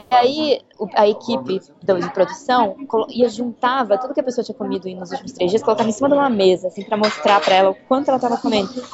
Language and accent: Portuguese; Brazil; moved away as an adult; now in London, United Kingdom; eu sou do Brasil